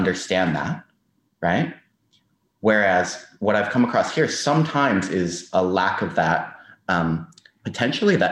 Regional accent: United States; moved away as an adult; now in Australia; as an American

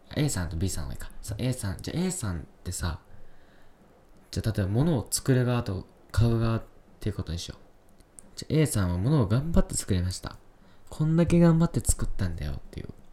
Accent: Yamanashi, Japan; moved away; also born or lived in Kyoto; ふるさとのね、山梨

